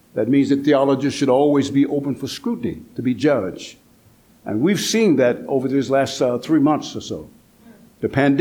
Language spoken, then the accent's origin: English; Atlanta, Georgia, United States; I come from the South, Atlanta, Georgia.